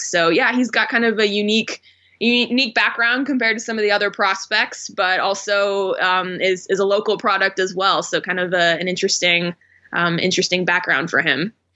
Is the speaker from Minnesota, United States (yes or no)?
no; Phoenix, Arizona, United States; moved away as an adult; also born or lived in Houston / Oklahoma City / Portland; I grew up in Phoenix, so this was an opportunity to come back to my hometown